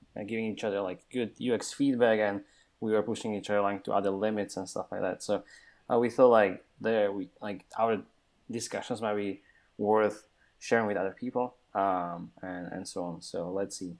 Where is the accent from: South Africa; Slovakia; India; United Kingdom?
Slovakia; now in Austin, United States; I'm from Slovakia